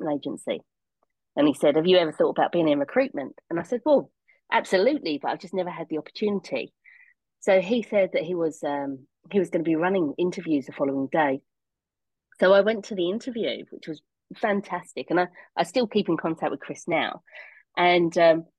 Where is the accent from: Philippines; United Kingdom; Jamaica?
United Kingdom; Rayleigh, East of England; I went home to my hometown, Rayleigh in Essex